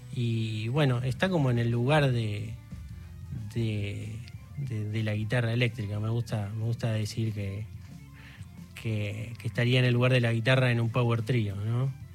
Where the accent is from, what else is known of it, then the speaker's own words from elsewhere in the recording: Claypole, Buenos Aires Province, Argentina; nosotros somos de Claypole